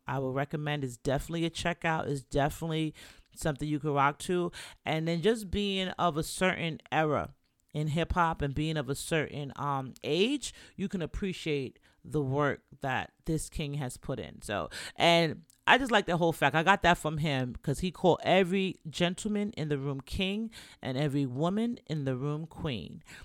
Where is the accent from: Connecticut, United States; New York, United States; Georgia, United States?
New York, United States; New York City; also born or lived in Jamaica; I'm Jamaican, from the Bronx